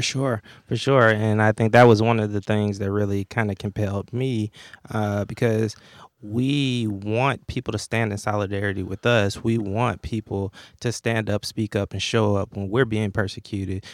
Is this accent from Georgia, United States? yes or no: yes; Atlanta, Georgia, United States; I grew up in Atlanta in the shadows of Dr. King